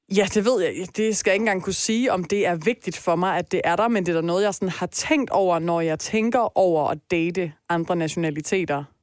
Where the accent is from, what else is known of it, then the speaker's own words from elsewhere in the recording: Denmark; jeg i hvert fald som dansker